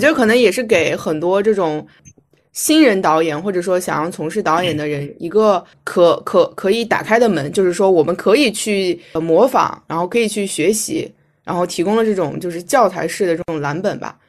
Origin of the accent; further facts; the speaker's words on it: Shanxi, China; 我是山西人